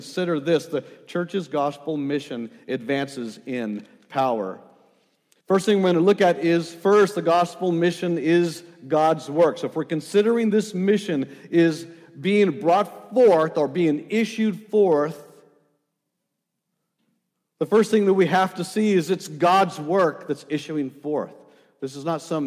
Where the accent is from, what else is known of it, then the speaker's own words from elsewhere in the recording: El Paso, Texas, United States; I grew up in El Paso